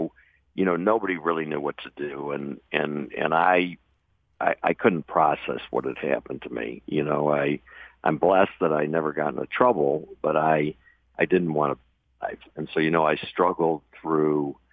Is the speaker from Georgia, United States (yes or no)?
no; Michigan, United States; moved away; I grew up in Michigan, pretty normal family